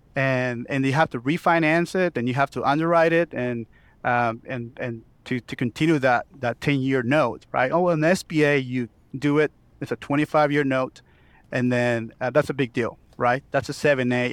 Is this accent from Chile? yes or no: yes; Chile; moved away as an adult; now in Oklahoma City, United States; I was born and raised in Chile